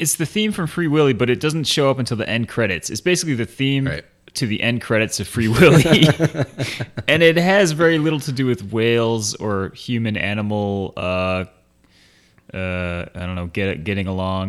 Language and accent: English; near Cleveland, Ohio, United States; I grew up near Cleveland.